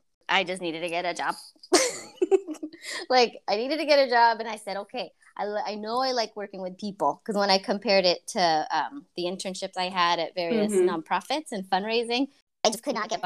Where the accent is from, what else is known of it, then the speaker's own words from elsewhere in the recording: East Bay, California, United States; I'm from here. I'm from the East Bay. I was born here.